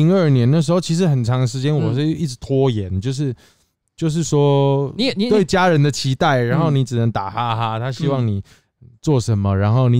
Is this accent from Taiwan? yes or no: yes; Kaohsiung, Taiwan; 我是高雄人。